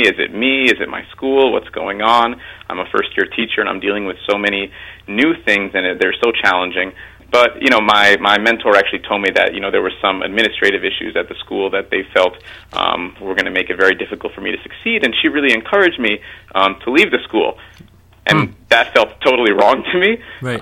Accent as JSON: {"language": "English", "town": "Mount Vernon", "region": "New York", "country": "United States", "tie": "born or raised there", "said": "I grew up in Mount Vernon, mm-hmm. um, and and yeah, Mount Vernon was a great place to grow up"}